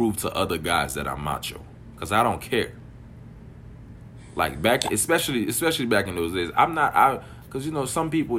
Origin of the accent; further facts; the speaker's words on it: Miami, Florida, United States; also born or lived in Haiti; Growing up in Miami